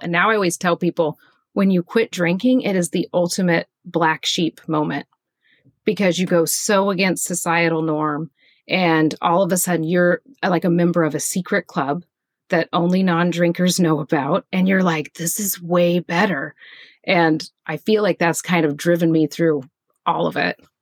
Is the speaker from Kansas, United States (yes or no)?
yes; Kansas, United States; moved away as an adult; now in Pacific Northwest, United States; I grew up in Kansas, which is right in the middle of the United States, and in a very boring small town.